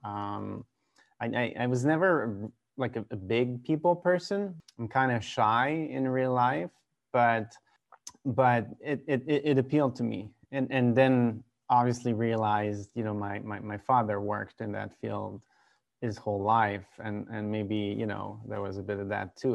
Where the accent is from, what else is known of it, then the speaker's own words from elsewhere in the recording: Quebec, Canada; also born or lived in Vancouver, British Columbia / Rhode Island, United States; I grew up in a pretty small town about an hour east of Quebec City